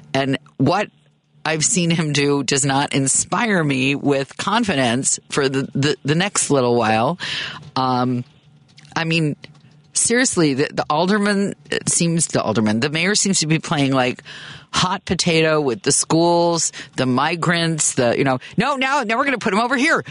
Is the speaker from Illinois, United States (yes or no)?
yes; Chicago, Illinois, United States; moved away as an adult; also born or lived in Oakland; I moved back home to Chicago from Oakland